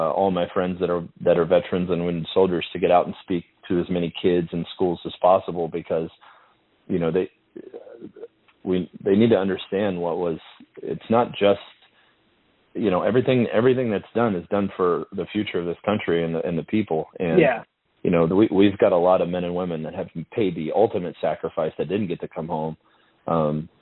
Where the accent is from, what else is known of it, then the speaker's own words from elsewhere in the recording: United States; as an American soldier and as an American